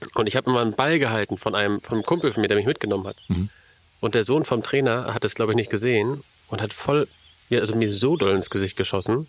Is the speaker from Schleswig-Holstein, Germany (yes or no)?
yes; Elmshorn, Schleswig-Holstein, Germany; ich komme ursprünglich aus Elmshorn